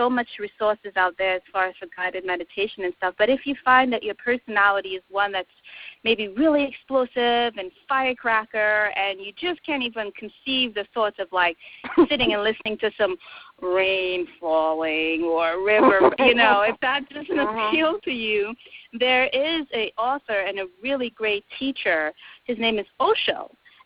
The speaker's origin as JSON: {"language": "English", "country": "Trinidad & Tobago", "moved": "yes", "said": "I am from Trinidad"}